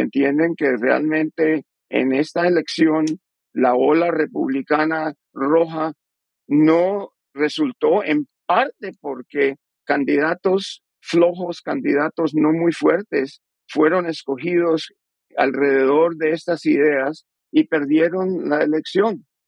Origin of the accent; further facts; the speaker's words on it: Colombia; now in United States; yo soy colombiano